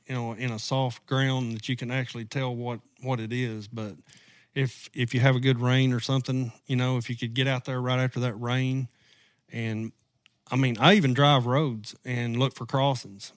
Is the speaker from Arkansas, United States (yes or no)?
yes; Southwest Arkansas, United States; accent: southern draw; moved away; I'm originally from Southwest Arkansas